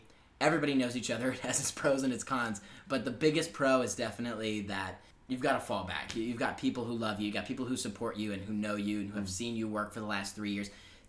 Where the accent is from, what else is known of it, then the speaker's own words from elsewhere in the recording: Wilmington, Massachusetts, United States; moved away as an adult; now in New York, United States; I am from Wilmington, Massachusetts. It's like a half hour north of Boston. It's my bread and butter. I love that place more than anything.